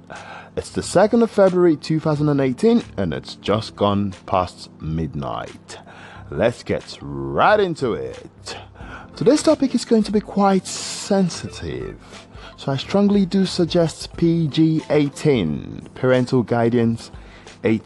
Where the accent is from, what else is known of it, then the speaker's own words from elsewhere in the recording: Nigeria; accent: Nigerian; I've actually used my Nigerian accent